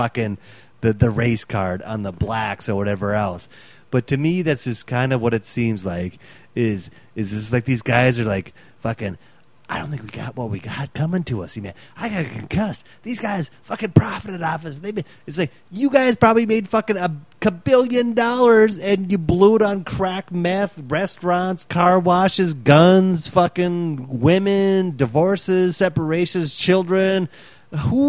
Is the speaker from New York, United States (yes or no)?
no; Fargo, North Dakota, United States; We're from Fargo, North Dakota.